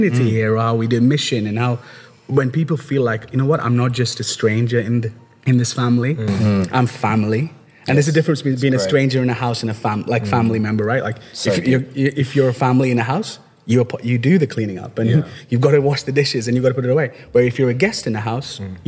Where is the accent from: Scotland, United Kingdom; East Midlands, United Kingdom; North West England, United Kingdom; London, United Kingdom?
North West England, United Kingdom; Liverpool; moved away as an adult; also born or lived in India; now in Wolverhampton, United Kingdom; I grew up in Liverpool. I moved to the UK when I was 11-year-old kid to Liverpool